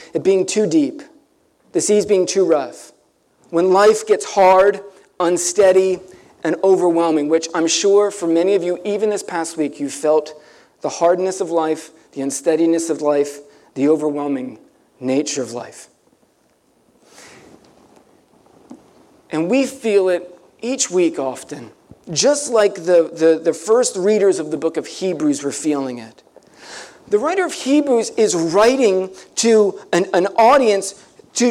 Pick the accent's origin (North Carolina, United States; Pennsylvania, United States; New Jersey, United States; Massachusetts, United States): New Jersey, United States; Ocean City; I grew up down near Ocean City.